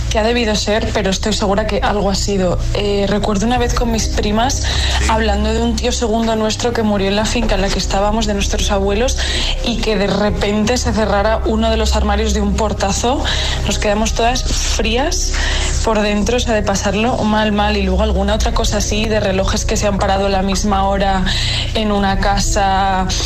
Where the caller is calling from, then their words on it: Madrid, Community of Madrid, Spain; Buenos días, agitadores. … de Madrid.